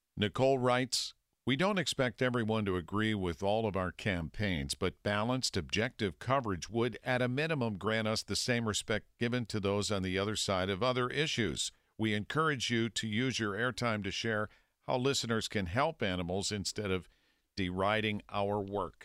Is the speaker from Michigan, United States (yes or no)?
no; Wexford, Pennsylvania, United States; also born or lived in Millvale, Pennsylvania; So I was born in Millville, but when I was three, my dad got a job way out in Wexford. and so we moved out near North Park. So I grew up in that atmosphere